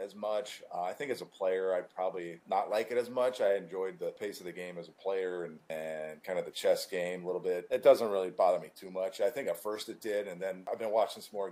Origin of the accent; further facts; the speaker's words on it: Chicago, Illinois, United States; I'm growing up in Chicago. I actually grew up a Sox fan, Southside